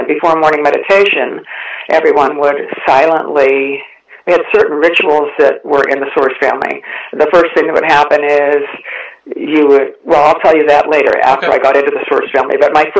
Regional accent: Ohio, United States; moved away as an adult; also born or lived in San Francisco, California; Well, I grew up in Ohio, and I came to California after I finished my undergraduate studies in Ohio, and I was living in San Francisco, the San Francisco area.

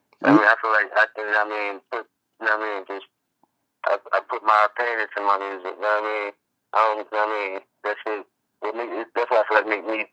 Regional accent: Virginia, United States; I'm born and raised in Virginia

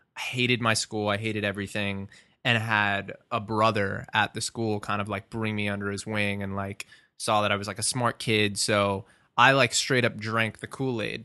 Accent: Merrick, New York, United States; also born or lived in Long Beach, New York; I'm originally from Merrick, but I lived in Long Beach for the past, like, three years

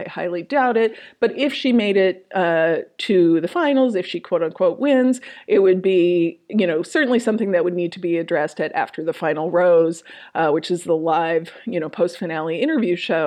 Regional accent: Minnesota, United States; I'm from Minnesota

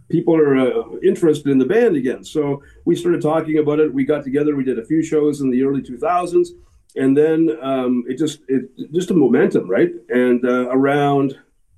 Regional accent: Guelph, Ontario, Canada; I'm from Guelph

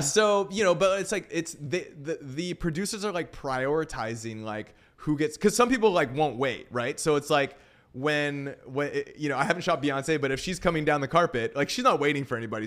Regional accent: Vancouver, British Columbia, Canada; moved away as an adult; now in Los Angeles, United States; I'm from Vancouver, Canada originally.

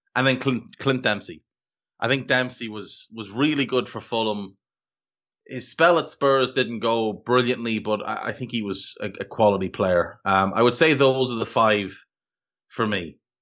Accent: Ireland

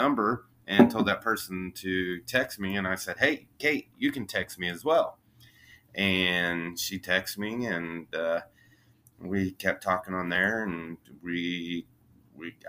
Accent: Monett, Missouri, United States; moved away as an adult; now in Kansas City, United States; I grew up in a little town called Monette, Missouri in Southwest Missouri

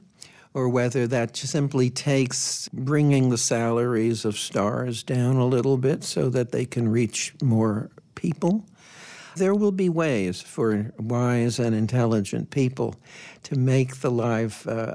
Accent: New Jersey, United States; Public schools, where I grew up in New Jersey, we had music constantly

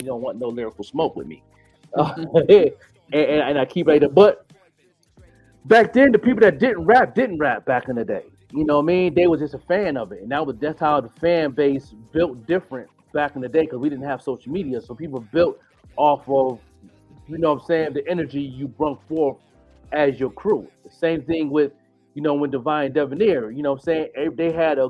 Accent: Buffalo, New York, United States; moved away; I'm just a kid from Buffalo. A ghetto kid that grew up ashy, nappy hair like everybody else

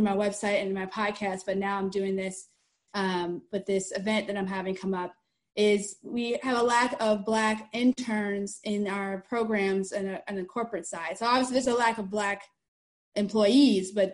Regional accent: Cleveland, Ohio, United States; now in Orlando, United States; I live in the Orlando, Florida area, although I'm originally from Cleveland, Ohio

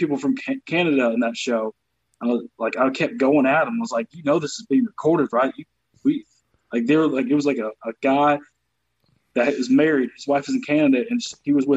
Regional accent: the South, United States; accent: Southern; moved away as an adult; also born or lived in North Carolina / Michigan / Baltimore / Detroit; now in Los Angeles, United States; I'm from the South

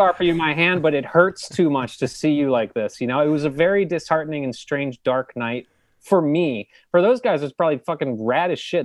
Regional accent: New Jersey, United States; they put me up for the governor's school in New Jersey

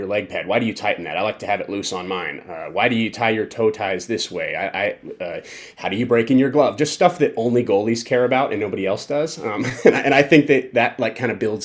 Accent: Colorado Springs, Colorado, United States; now in Las Vegas, United States; I grew up in Colorado Springs

